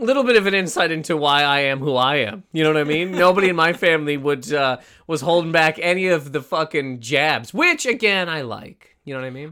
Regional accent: Canada; That's how we pronounce in Canada, Toronto

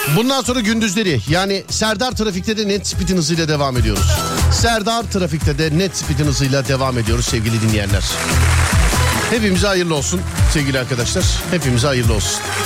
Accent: Istanbul, Turkey; ben İstanbul Şişliliyim

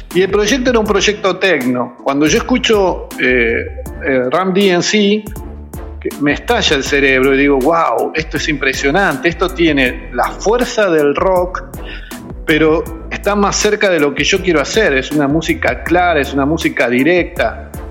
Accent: Buenos Aires Province, Argentina; somos de, de lo, de la periferia de la Capital Federal, eh, de la zona norte de Buenos Aires

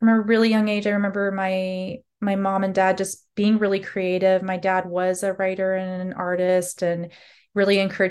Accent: Alaska, United States; I felt invisible as an Alaska Native young girl at that time, and even to my teens, 20s in my own, you know, home state

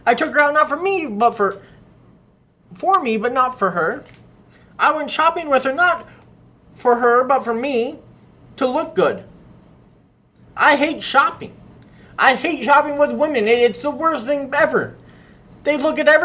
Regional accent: Scottsdale, Arizona, United States; So I grew up in Scottsdale, and I grew up around a majority of wealthy kids.

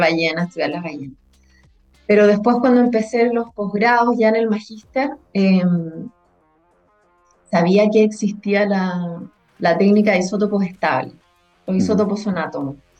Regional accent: Punta Arenas, Magallanes and Chilean Antarctica, Chile; also born or lived in Valdivia; soy nacida y criada acá en Punta Arenas

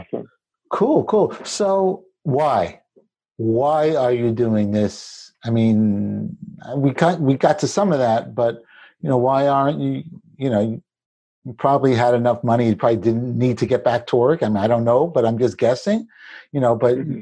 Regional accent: New York City, New York, United States; I grew up in in Brooklyn, in the city, we weren't wealthy particularly

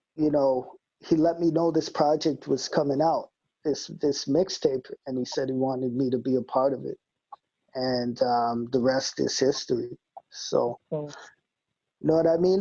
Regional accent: Winnipeg, Manitoba, Canada; I don't live in the West End anymore, but I rep it always.

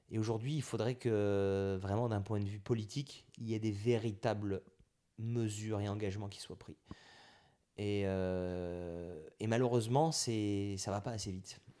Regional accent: Auvergne-Rhône-Alpes, France; Alors là, je viens de la Drôme, moi, je, du côté de mon père, on vient de la Drôme.

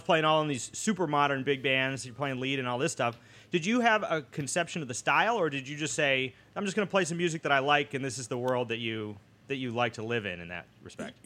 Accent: Boston, Massachusetts, United States; moved away; growing up in Boston

